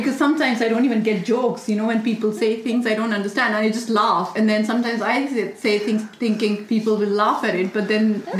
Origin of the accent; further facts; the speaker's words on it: India; English is a second language; now in England; I'm Indian.